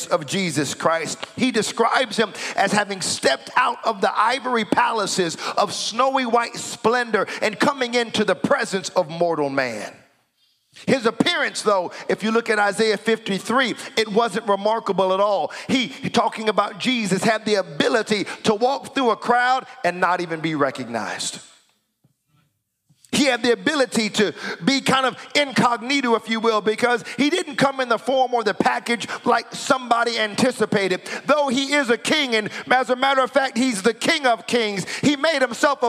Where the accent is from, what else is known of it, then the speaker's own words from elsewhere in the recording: United States; moved away as an adult; now in Canada; I'm an American, and we've been here in Canada now 3 years